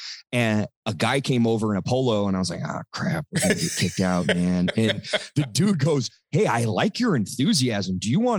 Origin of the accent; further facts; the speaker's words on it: near Whiskeytown Lake, near Redding, California, United States; a little area kind of near Whiskeytown Lake. And I grew up out in the mountains out there, man. I grew up in a really small town